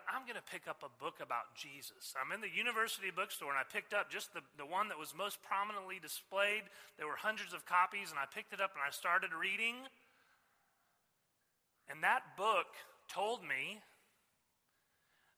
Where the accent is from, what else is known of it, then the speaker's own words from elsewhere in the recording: Southwest Missouri, United States; moved away as an adult; also born or lived in Stillwater, Oklahoma / St. Louis, Missouri / Norman, Oklahoma; now in Oklahoma City, United States; I grew up in Southwest Missouri, came to Christ in college